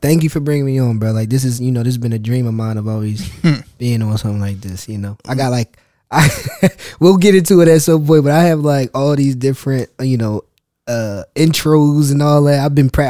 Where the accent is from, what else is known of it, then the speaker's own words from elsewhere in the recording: Philadelphia, Pennsylvania, United States; I'm from Philly, so shout out to Philly.